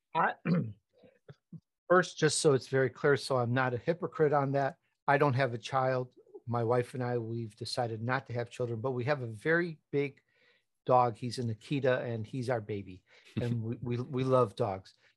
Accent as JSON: {"language": "English", "town": "Chicago", "region": "Illinois", "country": "United States", "tie": "born or raised there", "also_born_or_lived": "Italy", "accent": "Chicago", "said": "I was born in Italy, but I grew up in Chicago, and though sometimes my Chicago comes out"}